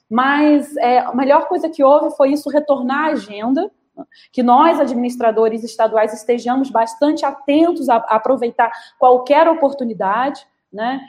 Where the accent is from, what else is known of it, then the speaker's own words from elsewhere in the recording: Brazil; como brasileiro